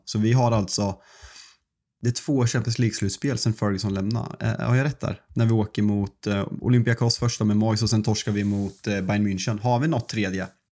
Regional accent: Sweden; som svensk

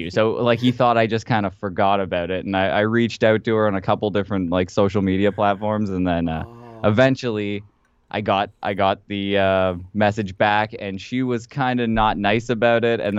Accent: Canada; We just like to punch each other in the face because we're Canadian

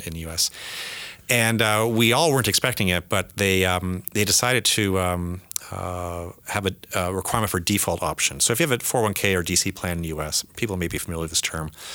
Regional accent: Canada; moved away as an adult; also born or lived in United States; I'm American now as well, so I'm more Canadian, but I'm, I'm a dual citizen

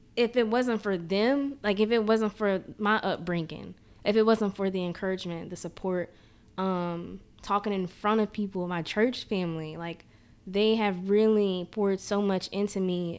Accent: Jackson, Mississippi, United States; I born and raised in Jackson

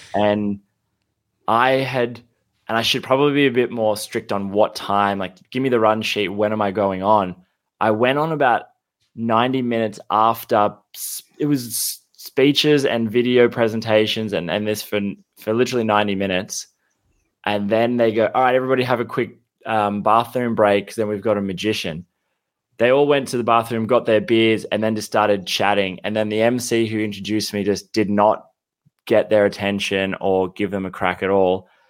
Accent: Canberra, Australian Capital Territory, Australia; moved away as an adult; now in Sydney, Australia; I grew up in Canberra, but I just, I moved to Sydney

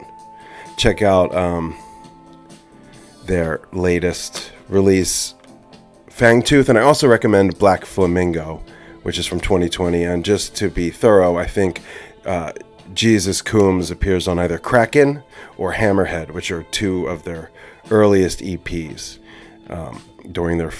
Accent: Jersey Shore, New Jersey, United States; now in Bay Area, United States; I'm here in my mom's office down at the Jersey Shore. So a little far from home for me. You know, this is home, but currently home is the Bay Area

